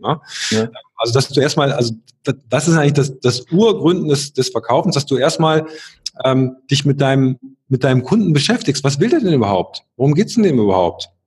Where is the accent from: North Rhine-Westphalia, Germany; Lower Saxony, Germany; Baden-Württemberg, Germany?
North Rhine-Westphalia, Germany; a small town near Aachen; in meinem Heimatort, das war so ein kleines Städtchen in der Nähe von Aachen